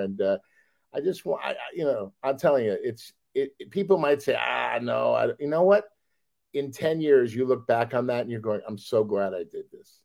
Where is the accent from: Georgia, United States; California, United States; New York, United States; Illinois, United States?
California, United States; Los Angeles; we're all from Los Angeles